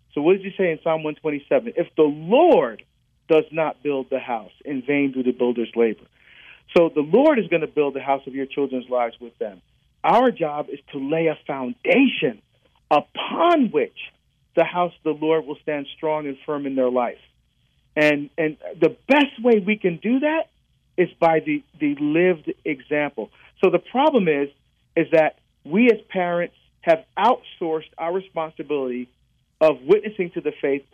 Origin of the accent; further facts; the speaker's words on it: New Jersey, United States; also born or lived in Barbados; my family were from Barbados. That's where I was born. We immigrated to the United States. I grew up in New Jersey